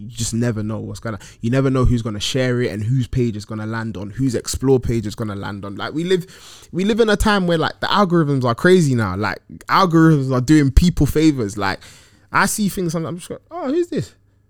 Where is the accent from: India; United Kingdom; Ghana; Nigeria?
Ghana; When I go back to Ghana, like, obviously I'm Ghanaian by origin